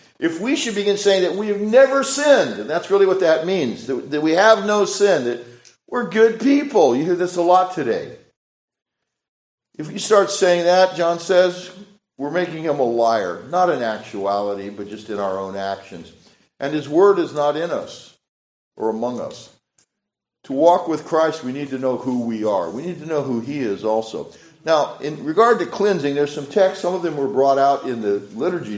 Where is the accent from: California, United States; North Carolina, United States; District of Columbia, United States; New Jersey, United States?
California, United States; moved away; I'm from California